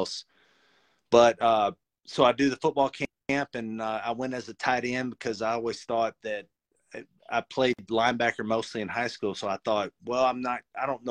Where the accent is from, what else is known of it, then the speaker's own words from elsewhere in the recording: Florence, Alabama, United States; also born or lived in Denver; I went to the University of North Alabama, UNA, which is in my hometown of Florence